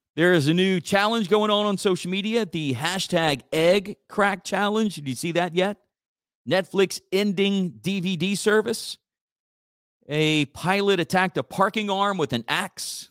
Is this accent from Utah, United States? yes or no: no; Church Point, Louisiana, United States; my hometown of, of Church Point